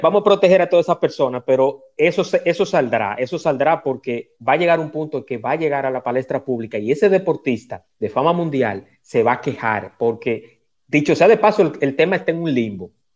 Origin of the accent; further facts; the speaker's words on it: Dominican Republic; mi país